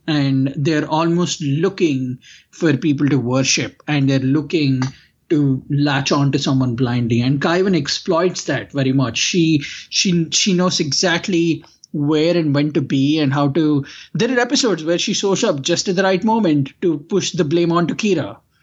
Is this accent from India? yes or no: yes; India; now in United States; growing up in India